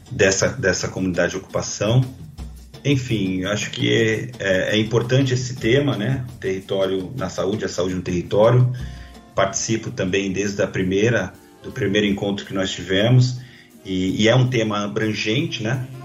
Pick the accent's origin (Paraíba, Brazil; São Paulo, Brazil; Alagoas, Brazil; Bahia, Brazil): São Paulo, Brazil; now in Guarulhos, Brazil; sou de São Paulo, né? nasci em São Paulo, mudei para Guarulhos com, com 11 anos, aqui para o bairro do Macedo, onde eu permaneço até hoje.